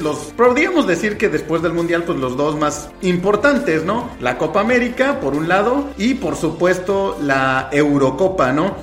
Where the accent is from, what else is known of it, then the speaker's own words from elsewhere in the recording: Mexico; acá en México